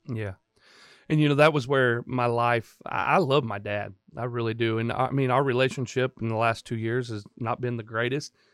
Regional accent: Chattanooga, Tennessee, United States; also born or lived in Indiana; I came home to Temple Baptist, where I grew up in Chattanooga

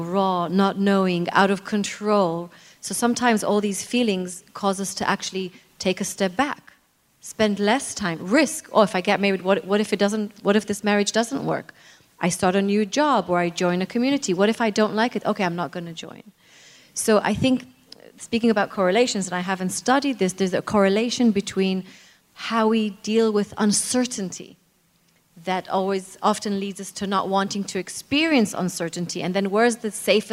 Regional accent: Israel; moved away; also born or lived in United Kingdom; I'm really from Israel

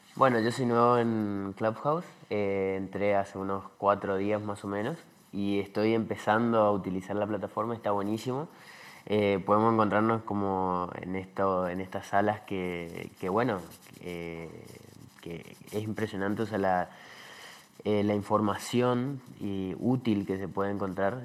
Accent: Argentina; yo soy de Argentina

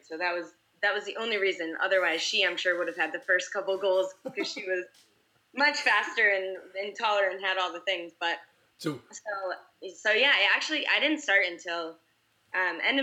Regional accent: New York, United States; moved away; I'm from the East Coast and originally from New York, my particular high school actually didn't get a program until I was entering ninth grade

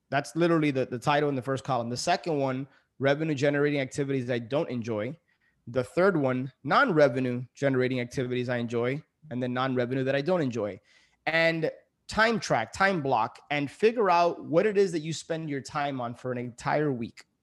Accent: Miami, Florida, United States; also born or lived in New York City; I ended up moving back into my parents' house. So, I, I moved from New York City back to Miami.

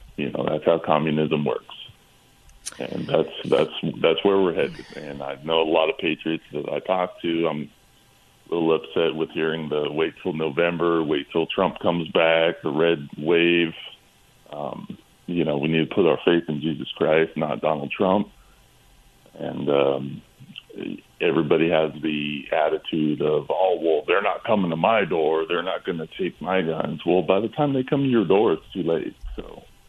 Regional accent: California, United States; I'm from California

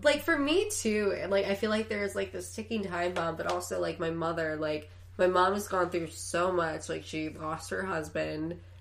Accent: Chicago, Illinois, United States; born or raised there; now in Los Angeles, United States

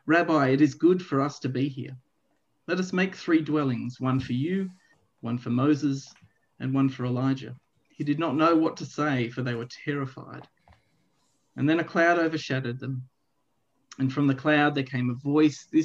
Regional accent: Melbourne, Victoria, Australia; I grew up in a church, relatively small church, I suppose, in the eastern suburbs of Melbourne

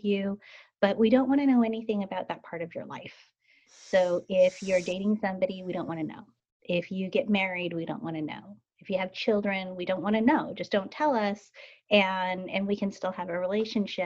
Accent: Salt Lake City, Utah, United States; now in Portland, United States; I was born and raised in Salt Lake City, Utah

